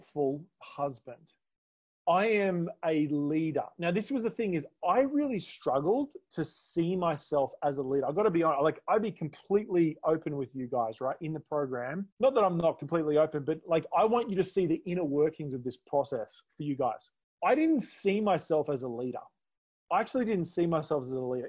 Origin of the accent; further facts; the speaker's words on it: Australia; I'm from Australia.